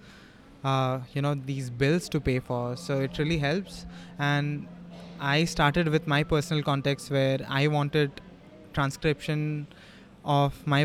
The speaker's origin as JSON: {"language": "English", "country": "India", "said": "our Indian languages"}